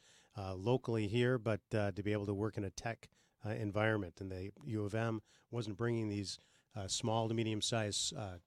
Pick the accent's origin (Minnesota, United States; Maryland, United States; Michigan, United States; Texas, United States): Michigan, United States; Bloomfield Township; I'm from the Michigan area. I grew up in Bloomfield, went to law school, went to Cranbrook growing up, and grew up in the area of, that North Bloomfield Township